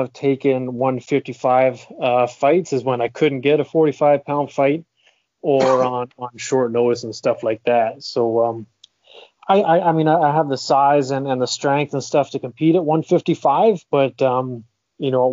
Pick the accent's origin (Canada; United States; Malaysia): Canada; Huntsville, Ontario; even when I did fight in my home province of Ontario, I'm from Huntsville